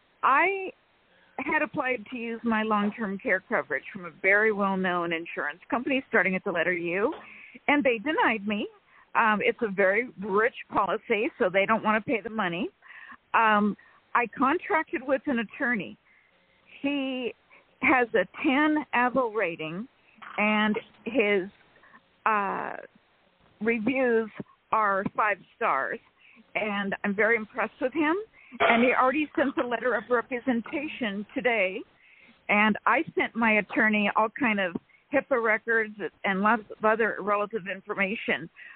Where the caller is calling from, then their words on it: California, United States; from California.